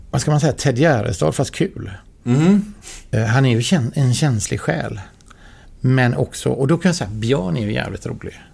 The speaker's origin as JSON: {"language": "Swedish", "region": "Skåne", "country": "Sweden", "said": "jag tänker så här att, att stå på scenen på Draken mm. som skåning."}